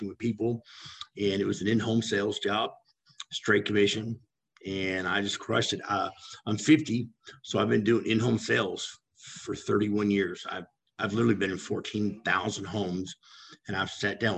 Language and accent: English; Los Angeles, California, United States; I grew up in California in Hollywood